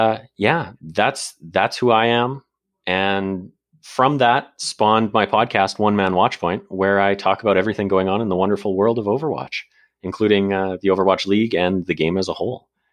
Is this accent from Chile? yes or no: no; Canada; also born or lived in Calgary, Alberta; I'm Canadian. For those of you that don't know, I'm based out of Calgary, Alberta.